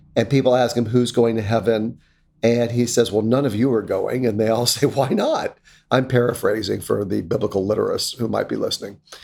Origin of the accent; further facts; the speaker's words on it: North Carolina, United States; now in Connecticut, United States; When I was a little kid growing up in North Carolina in the nineteen seventies